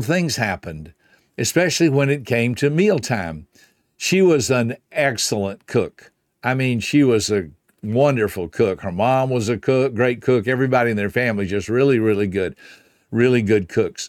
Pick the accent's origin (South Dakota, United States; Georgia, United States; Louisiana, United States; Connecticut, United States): Georgia, United States; Griffin; the only restaurant in my hometown of Griffin, Georgia was a Hardee's restaurant